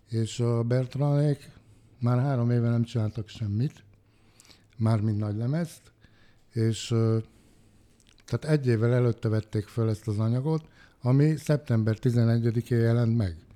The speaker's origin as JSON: {"language": "Hungarian", "country": "Hungary", "said": "hogy én Budapesten magyarként csináltam meg ezt a műsort"}